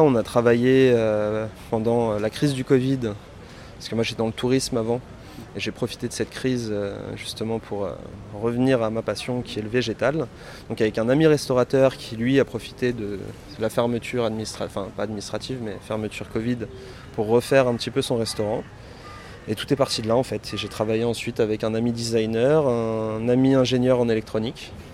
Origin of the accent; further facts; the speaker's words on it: Paris, Île-de-France, France; je suis parisien